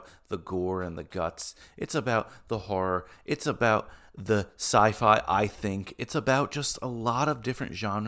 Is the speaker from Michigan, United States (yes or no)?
no; New York, United States; As a New Yorker